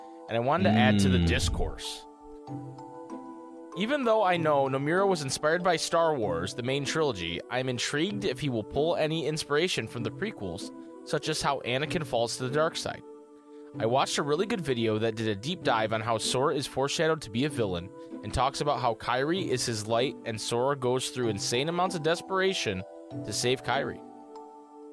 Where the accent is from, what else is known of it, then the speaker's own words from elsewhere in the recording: Michigan, United States; I'm from Michigan, which I am